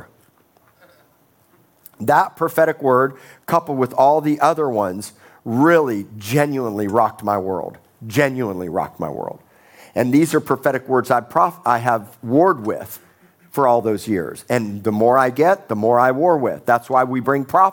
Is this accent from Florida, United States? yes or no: yes; Miami, Florida, United States; also born or lived in Tulsa, Oklahoma; now in Corpus Christi, United States; I grew up in Miami, Florida